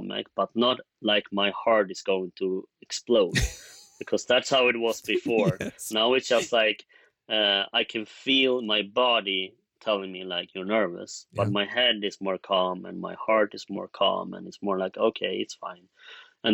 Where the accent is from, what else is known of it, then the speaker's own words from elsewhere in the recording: Sweden; we're in Sweden, we're from Sweden